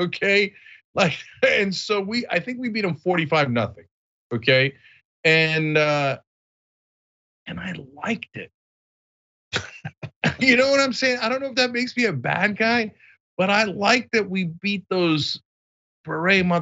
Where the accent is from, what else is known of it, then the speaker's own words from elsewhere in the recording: East Brunswick, New Jersey, United States; my hometown, East Brunswick